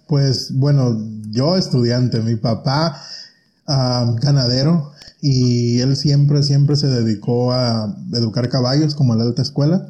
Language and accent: Spanish; Pinzándaro, Michoacán, Mexico; moved away as an adult; also born or lived in Los Angeles, California, United States; now in United States; yo nací aquí y me llevaron a México cuando tenía cuatro años. Y ya no regreso hasta los 20